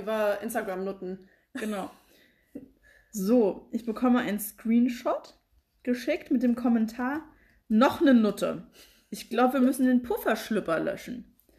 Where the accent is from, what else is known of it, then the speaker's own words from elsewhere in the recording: Frankfurt, Hesse, Germany; wir sind ja aus Frankfurt